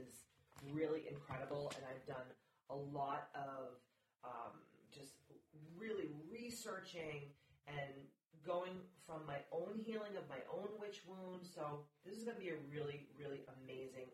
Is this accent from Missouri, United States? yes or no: no; Massachusetts, United States; I'm a Mass hole, so I was born and raised in Massachusetts.